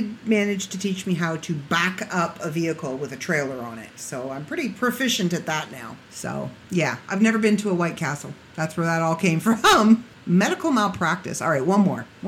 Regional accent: Canada; I'm from Canada

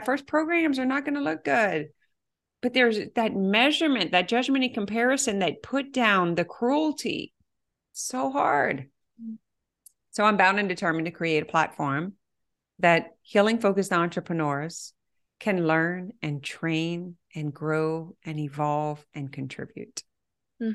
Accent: Cajun, Louisiana, United States; I am so Cajun.

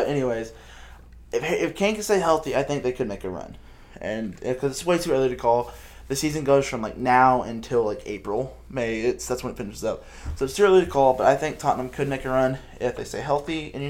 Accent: Netherlands; I call them Ajax because I'm up from the Netherlands.

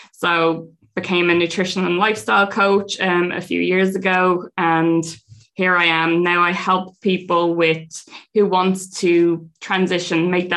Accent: Dublin, Leinster, Ireland; two of us from Dublin, not used to farm life.

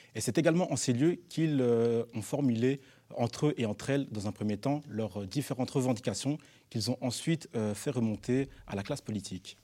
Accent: Brussels, Brussels-Capital Region, Belgium; En tant que, jeunes bruxellois et bruxelloises d'une vingtaine d'années

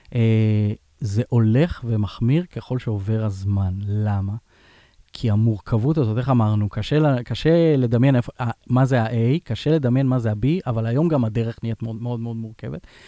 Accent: Israel; אנחנו, אנחנו כישראלים

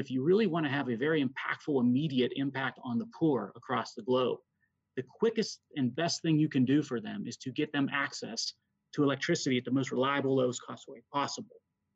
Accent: Pennsylvania, United States; my home state, the Commonwealth of Pennsylvania.

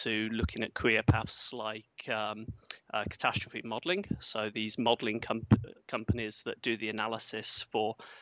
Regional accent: Yorkshire and the Humber, United Kingdom; moved away; also born or lived in Cambridge, England / Manchester, England; I grew up in England, south of England, Cambridge, and I was there until I was 8 years old. And at that time, my father changed jobs, so I moved up to Yorkshire

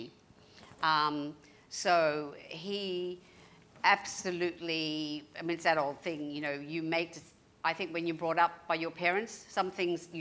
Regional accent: Melbourne, Victoria, Australia; moved away as an adult; also born or lived in United States; I grew up in Mitcham.

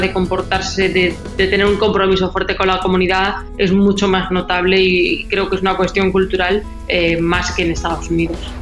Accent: Spain; now in Miami, United States; de donde yo vengo en España

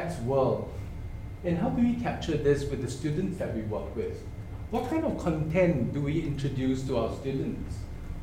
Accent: Singapore; I come from Singapore.

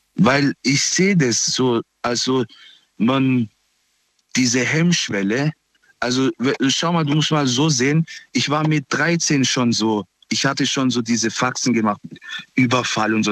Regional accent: Pforzheim, Baden-Württemberg, Germany; Ich komme aus Pforzheim, aus Nordstadt

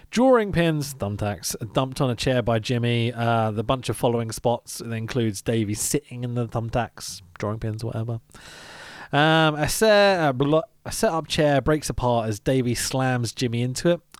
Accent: United Kingdom; I'm British.

